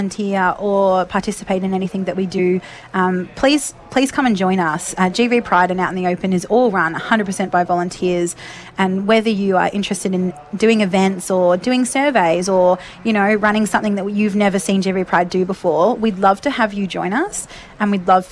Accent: Rochester, Victoria, Australia; moved away as an adult; now in Shepparton, Australia; I grew up in Rochester and moved to Shepparton when I was 19

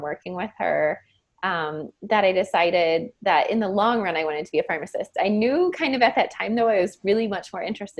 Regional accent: Canton, Ohio, United States; also born or lived in Irvine, California; I grew up in Canton, Ohio

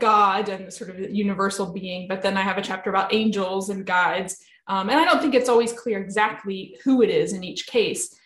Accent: Virginia, United States; I found this one job that was in my home state of Virginia, where I was living at the time

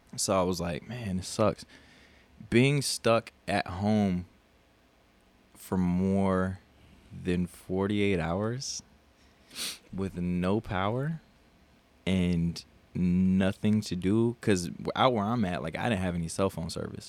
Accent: South Dakota, United States; now in Texas, United States; I'm from South Dakota

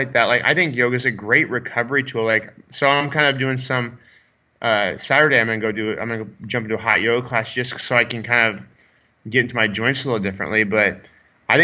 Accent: Iowa, United States; I'm from Iowa

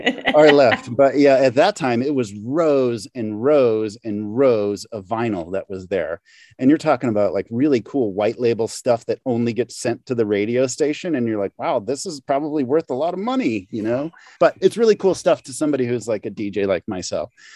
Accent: St. Louis, Missouri, United States; moved away as an adult; I'm from Saint Louis originally, I should say. So I'm an East Sider

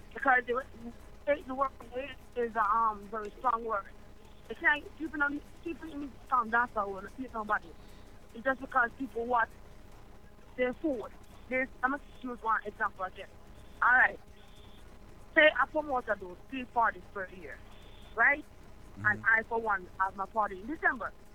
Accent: Manchester, Jamaica; me come from Manchester Bay, Jamaica.

